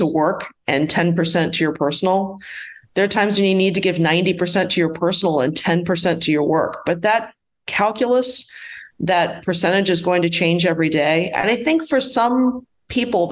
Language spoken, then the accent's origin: English; Washington, D.C., Mid-Atlantic, United States; now in Atlanta, United States; I'm originally from the Mid-Atlantic area of the United States, Washington, D.C. metro area